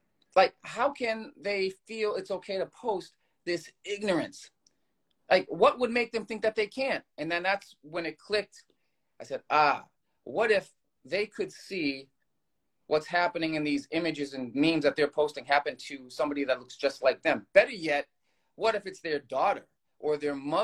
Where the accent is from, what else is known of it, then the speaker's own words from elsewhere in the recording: Boston, Massachusetts, United States; I'm from Boston